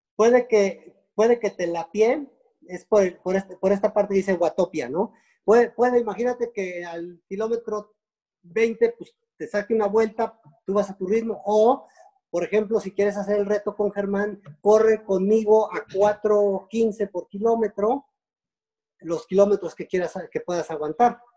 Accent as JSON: {"language": "Spanish", "country": "Mexico", "said": "como mexicanos"}